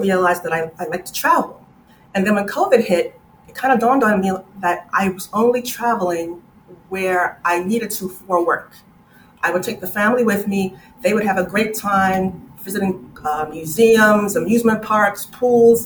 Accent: New York City, New York, United States; also born or lived in West Indies; I was born in the West Indies, immigrated to the U.S. when I was four, raised in Brooklyn

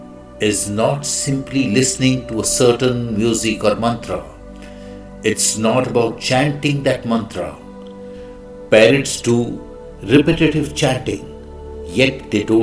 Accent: India; I am the Indian monk

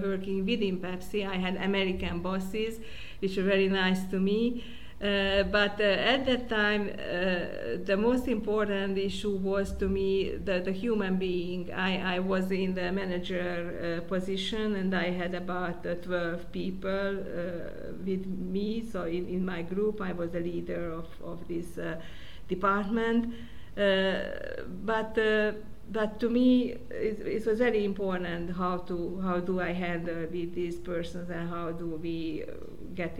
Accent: Budapest, Hungary; I was born in Budapest

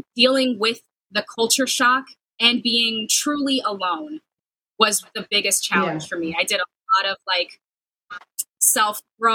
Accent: Sacramento, California, United States; moved away as an adult; also born or lived in Los Angeles, United States / Sioux City, Iowa, United States; now in Wisconsin, United States; I grew up in Sacramento

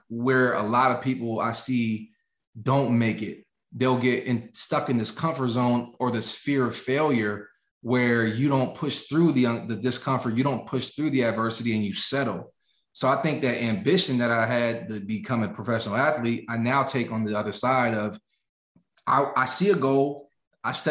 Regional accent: the richest county in Pennsylvania, United States; moved away; 35% poverty rate in my hometown, yet situated in the richest county in Pennsylvania

